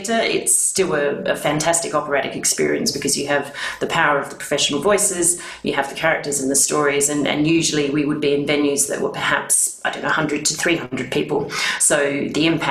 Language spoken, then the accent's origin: English; Adelaide, South Australia, Australia; accent: Aussie; moved away as an adult; now in United Kingdom; I'm from Australia, if anyone can spot the accent. So just a hint. I've been in the UK now for over 20 years, but I'm still holding firm to the Aussie accent.